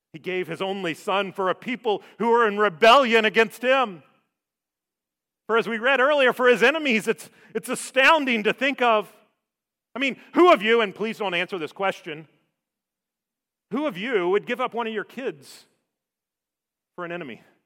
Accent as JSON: {"language": "English", "town": "Savannah", "region": "Georgia", "country": "United States", "tie": "born or raised there", "moved": "yes", "said": "I grew up in Savannah."}